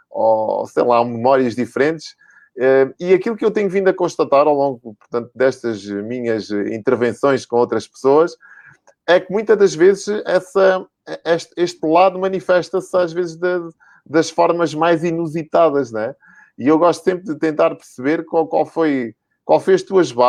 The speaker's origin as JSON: {"language": "Portuguese", "region": "Lisbon", "country": "Portugal", "moved": "yes", "lives_now": "Madeira, Portugal", "said": "sou de Lisboa."}